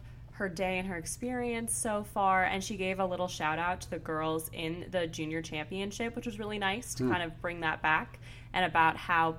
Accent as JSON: {"language": "English", "town": "Lake Forest", "region": "Illinois", "country": "United States", "tie": "born or raised there", "said": "Lake Forest, Illinois."}